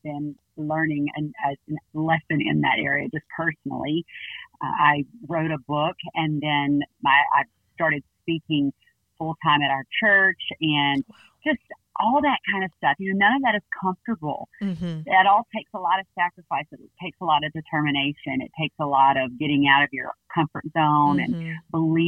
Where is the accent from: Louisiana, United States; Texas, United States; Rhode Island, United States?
Louisiana, United States; Baton Rouge; moved away as an adult; now in Northwest Arkansas, United States; we're originally from Baton Rouge, and we moved to Arkansas to plant our church, and we love it here.